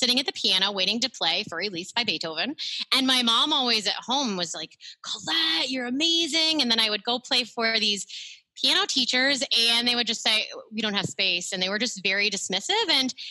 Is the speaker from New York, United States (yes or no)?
yes; Central New York, United States; I'm from Central New York.